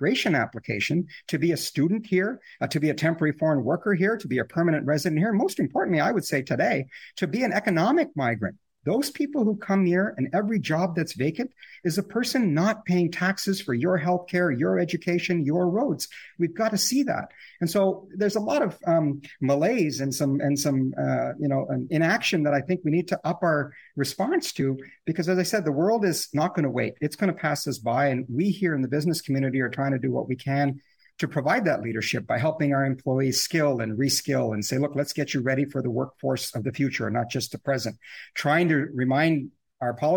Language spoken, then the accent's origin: English; Canada; as Canadian people